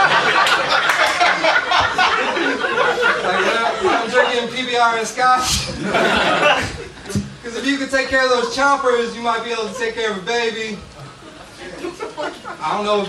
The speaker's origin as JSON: {"language": "English", "town": "Chicago", "region": "Illinois", "country": "United States", "moved": "as an adult", "lives_now": "Los Angeles, United States", "said": "Chicago. I just moved here."}